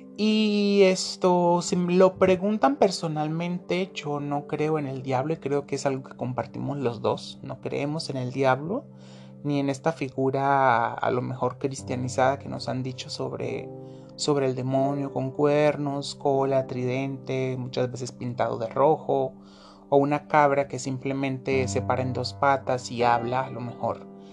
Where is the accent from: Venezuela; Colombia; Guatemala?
Colombia; soy de Colombia